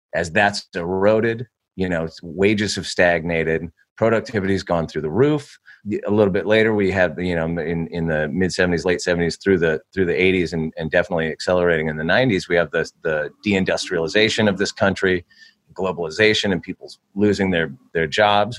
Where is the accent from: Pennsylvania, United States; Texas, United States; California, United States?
California, United States; I grew up in California.